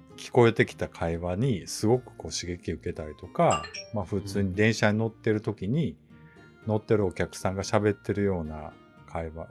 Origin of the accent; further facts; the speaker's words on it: Tottori, Japan; now in Osaka, Japan; もともと鳥取出身なんですけども、今大阪在住で